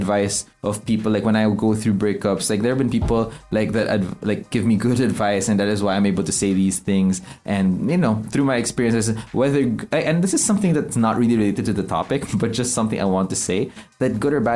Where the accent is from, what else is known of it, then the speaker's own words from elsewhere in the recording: Philippines; we're from the Philippines